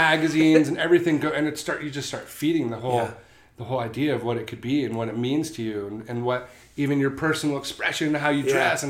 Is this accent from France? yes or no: no; Westlake Village, California, United States; also born or lived in Connecticut / Seal Beach, California; I grew up in Westlake Village. So that's 16 and a half miles to county line.